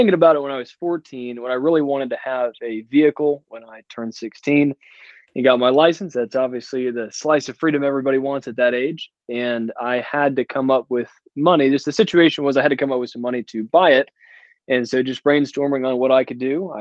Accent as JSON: {"language": "English", "town": "Atlanta", "region": "Georgia", "country": "United States", "said": "from Atlanta, Georgia, and I work all around the North Georgia area"}